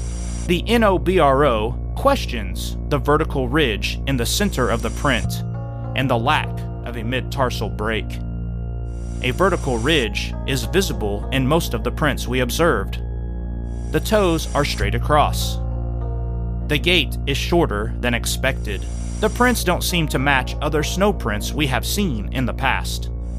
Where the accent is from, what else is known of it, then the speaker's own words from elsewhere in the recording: Montana, United States; I'm from Montana, where we have elk, bear, moose, and rams when they are mating.